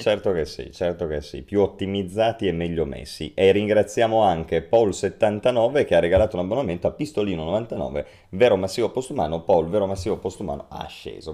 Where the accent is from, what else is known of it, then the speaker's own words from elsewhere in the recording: Turin, Piedmont, Italy; noi che poi siamo di Torino